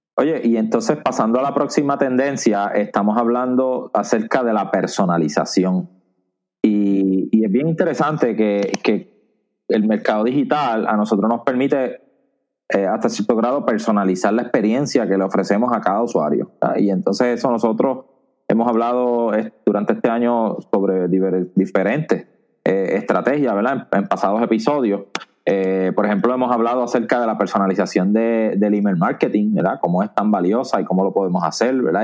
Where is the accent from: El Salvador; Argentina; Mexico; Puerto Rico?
Puerto Rico; Añasco; grabando desde mi pueblo natal, Añasco, Puerto Rico